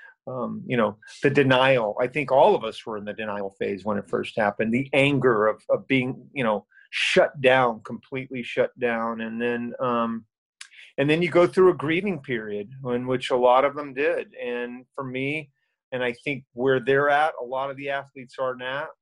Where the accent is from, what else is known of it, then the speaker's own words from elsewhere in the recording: Winter Haven, Florida, United States; also born or lived in Orlando, Florida; I was born and raised in Winter Haven, which is about an hour from here. And a third generation Floridian